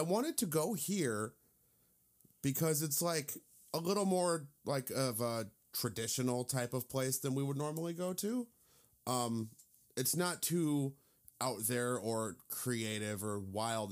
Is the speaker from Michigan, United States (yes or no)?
no; Indiana, United States; I'm from Indiana